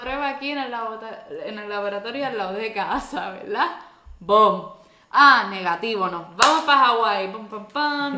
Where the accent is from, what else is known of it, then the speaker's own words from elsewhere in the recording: Puerto Rico; yo no soy de Estados Unidos, yo soy de Puerto Rico